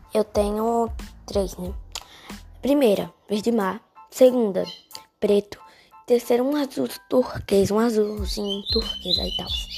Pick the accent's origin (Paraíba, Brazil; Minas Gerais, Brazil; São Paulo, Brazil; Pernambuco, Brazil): Paraíba, Brazil; Guarabira; Eu moro no sítio Maciel, zona rural de Guarabira. Moro na Paraíba, né? Sou paraibana